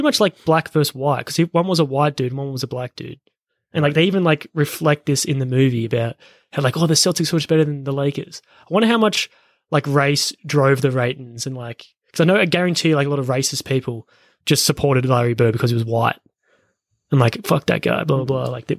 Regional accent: Australia

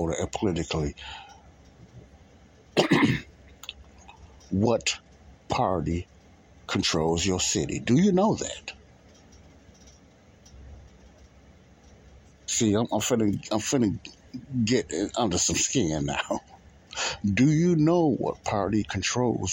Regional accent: Illinois, United States; also born or lived in California / Alabama; I was born and raised in Illinois, but I lived in different cities as well.

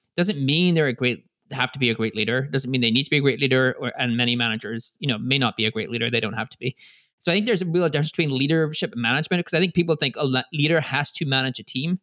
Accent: Ireland; I'm Irish

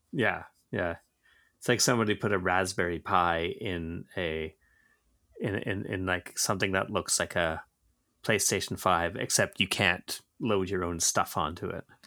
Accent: Georgetown, Ontario, Canada; growing up in Georgetown

